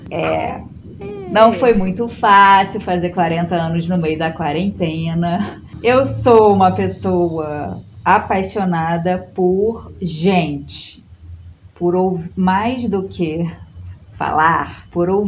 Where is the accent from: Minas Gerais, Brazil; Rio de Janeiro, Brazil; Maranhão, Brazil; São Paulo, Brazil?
Rio de Janeiro, Brazil; Itaperuna; born there; also born or lived in Macaé / Petrópolis; Então a gente já morou em uhum. Itaperuna, no interior do estado, que foi onde eu nasci. Depois a gente foi para Macaé, depois a gente foi para Petrópolis.